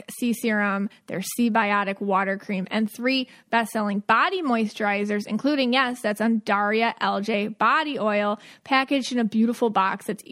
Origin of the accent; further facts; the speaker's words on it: Buffalo, New York, United States; now in Florida, United States; growing up in Buffalo